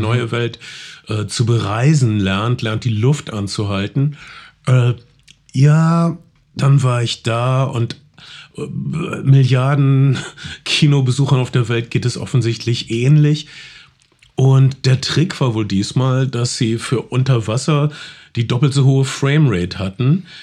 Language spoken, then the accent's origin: German; North Rhine-Westphalia, Germany; Ich komme aus Ostwestfalen.